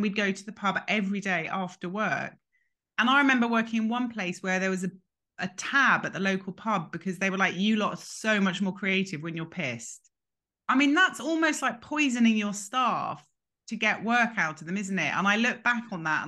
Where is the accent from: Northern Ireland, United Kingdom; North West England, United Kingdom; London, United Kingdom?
London, United Kingdom; also born or lived in New York; I grew up in London in a kind of very big and busy house